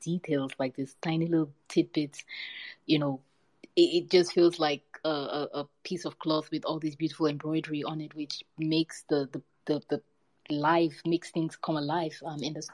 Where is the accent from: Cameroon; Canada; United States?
Cameroon; growing up in Cameroon